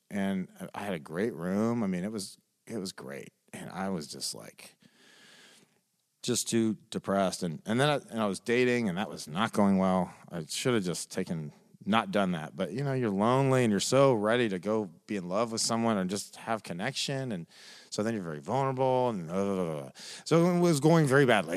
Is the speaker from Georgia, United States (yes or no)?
no; Nashville, Tennessee, United States; I'm a born and raised Nashvilleian. I grew up in Sylvan Park